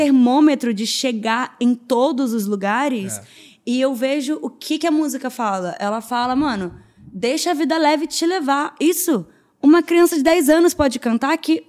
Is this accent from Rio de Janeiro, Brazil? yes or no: yes; Rio de Janeiro, Brazil; sou carioca, Mariana é carioca, amante da praia